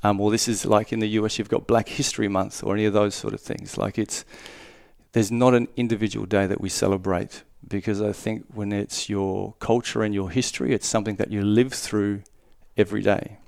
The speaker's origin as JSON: {"language": "English", "town": "Darwin", "region": "Northern Territory", "country": "Australia", "tie": "born or raised there", "said": "I was born in Darwin and I grew up there"}